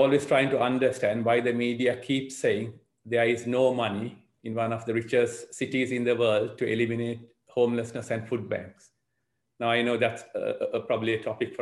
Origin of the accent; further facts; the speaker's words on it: Sri Lanka; also born or lived in Southgate, London; now in London, United Kingdom; I'm originally from Sri Lanka. I've been here for 40 years, and I've lived in Southgate Ward for 26 years